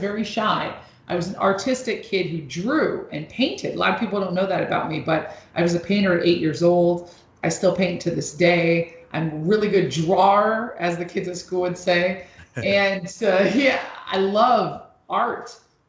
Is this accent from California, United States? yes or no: yes; Los Angeles, California, United States; also born or lived in New York; I'm originally from Los Angeles and New York, and I love making music.